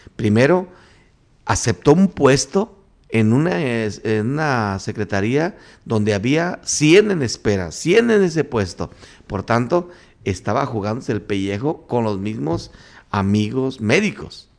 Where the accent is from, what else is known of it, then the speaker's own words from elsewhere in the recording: Pareo, Michoacán, Mexico; Mi pueblo, mi, municipio Tancítaro, tiene policías verdes que cuidan a los aguacateros. Y son, en mi pueblo se llama Pareo